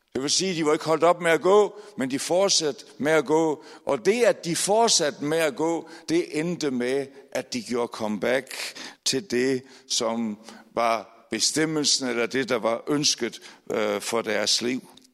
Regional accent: Aalborg, North Denmark Region, Denmark; moved away; jeg er født i Aalborg, desværre flyttet til andre steder i landet

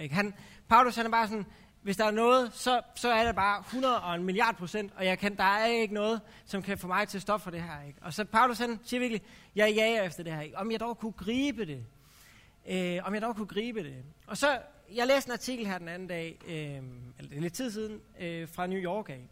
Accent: Herning, Central Denmark Region, Denmark; now in Aarhus, Denmark; jeg kommer fra, helt oprindeligt kommer jeg fra Herning, så jeg er sådan lidt tæt på Vestjylland

